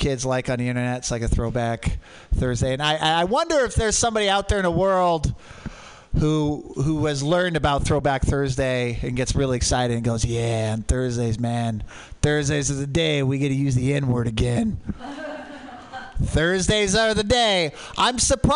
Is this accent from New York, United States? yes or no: no; Portland, Oregon, United States; I grew up in Portland. Mount Hood, volcanic.